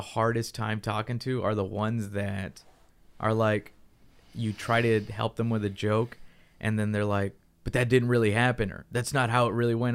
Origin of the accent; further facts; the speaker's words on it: United States; for us in America